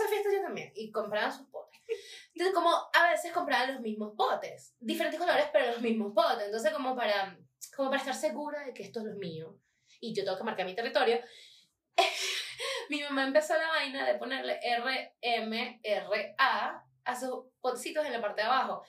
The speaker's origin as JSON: {"language": "Spanish", "town": "Maracay", "region": "Aragua", "country": "Venezuela", "moved": "yes"}